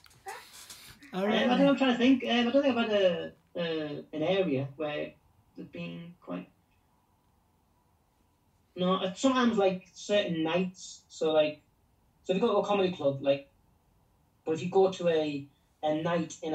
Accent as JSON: {"language": "English", "town": "Middlesbrough", "region": "North East England", "country": "United Kingdom", "said": "I'm from Middlesbrough"}